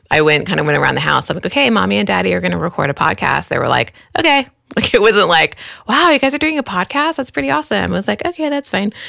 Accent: Queens, New York, United States; born there; also born or lived in El Paso / Dallas / California; now in San Francisco Bay Area, United States; um, I was born in Queens, New York, and we met in El Paso, Texas.

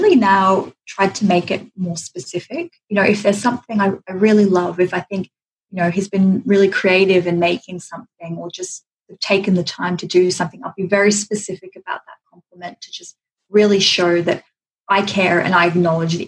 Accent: Australia; now in London, United Kingdom; I was born in Australia, raised in Australia, had a Greek background, now, you know, living in London

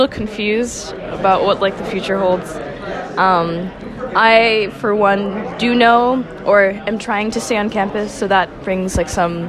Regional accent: Senegal; moved away as an adult; I'm a junior. I'm from Senegal.

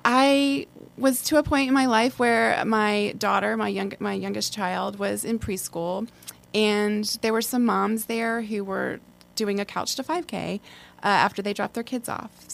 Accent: Baltimore, Maryland, United States; moved away as an adult; also born or lived in Washington, D.C.; now in Asheville, United States; I was born and raised in Baltimore, Maryland.

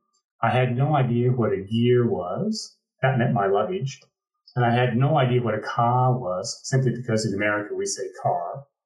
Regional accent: Pacific Northwest, Washington, United States; moved away as an adult; also born or lived in San Juan, Puerto Rico; growing up in the Pacific Northwest in the U.S. and in Washington State

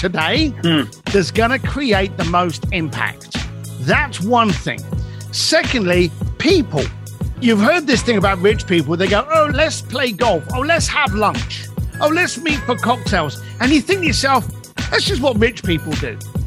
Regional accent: London, United Kingdom; As a bricklayer growing up in East London

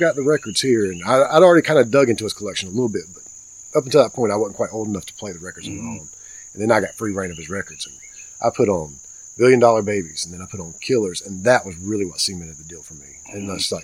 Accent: Kings Mountain, North Carolina, United States; I grew up in Kings Mountain, a small, mm-hmm, town outside of a small town outside, mm-hmm, of Gastonia

